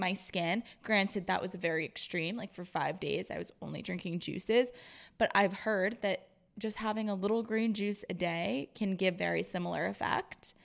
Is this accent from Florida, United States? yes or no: yes; Florida, United States; also born or lived in Rhode Island; now in Boston, United States; I grew up in Florida